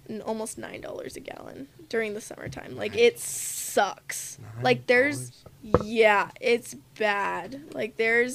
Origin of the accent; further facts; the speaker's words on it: Compton, California, United States; moved away as an adult; now in Fort Collins, United States; I wasn't born in California, but I was raised in California my entire life.